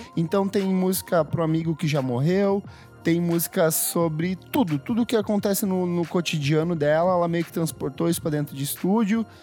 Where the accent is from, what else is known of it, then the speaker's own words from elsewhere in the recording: South Region, Brazil; eu sou do Sul